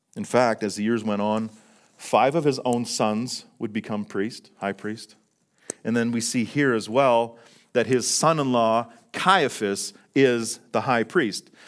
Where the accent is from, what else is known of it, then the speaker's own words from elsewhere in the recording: Fort St. John, British Columbia, Canada; now in Calgary, Canada; Fort Saint John, my, my hometown